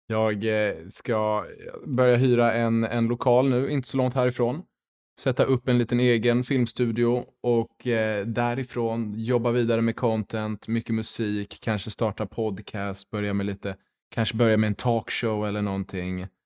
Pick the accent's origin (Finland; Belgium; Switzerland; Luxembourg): Luxembourg; moved away as an adult; also born or lived in Lund; now in Stockholm, Sweden; Jag är född och uppvuxen i Luxemburg.